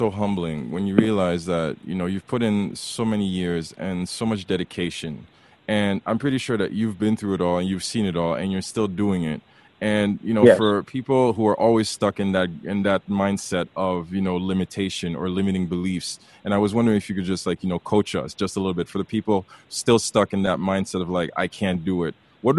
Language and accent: English; Haiti; now in Canada; I had a couple of friends because I came from Haiti.